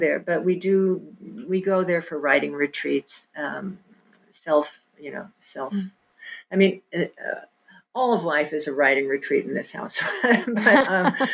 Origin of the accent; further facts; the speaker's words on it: Kansas City, United States; moved away; also born or lived in New York; I did not grow up on the farm. I grew up in Kansas City